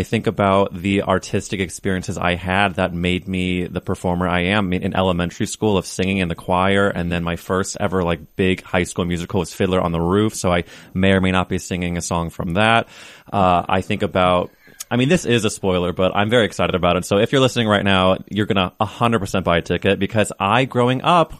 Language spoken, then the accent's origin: English; St. Louis, Missouri, United States; moved away; my growing up in St. Louis